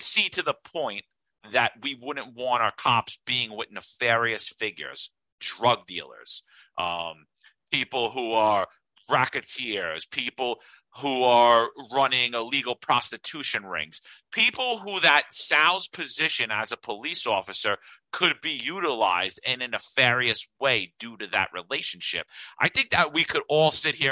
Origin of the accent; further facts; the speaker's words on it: New York City, New York, United States; I grew up in Bensonhurst. That describes my whole neighborhood.